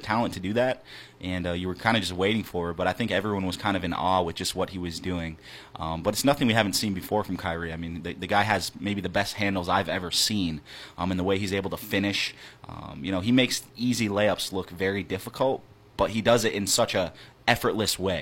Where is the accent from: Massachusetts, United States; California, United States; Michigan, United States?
Michigan, United States; Marquette; I'm from Marquette